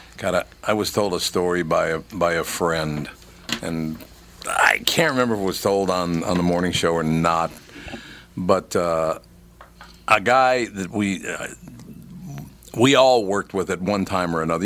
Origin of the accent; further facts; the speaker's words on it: Minnesota, United States; I grew up in Minnesota